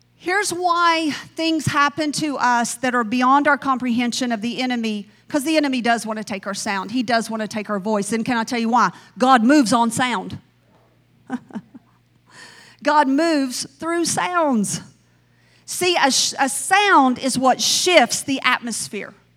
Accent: the South, Southern United States, United States; accent: Southern; I sound Southern.

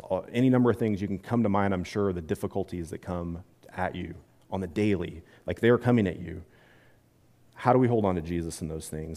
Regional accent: Midwest, United States; I'm from the Midwest

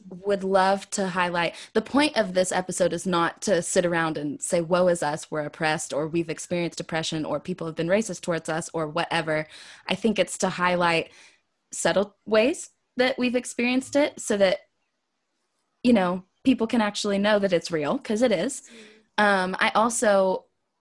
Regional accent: Wichita, Kansas, United States; born or raised there; moved away; also born or lived in the South

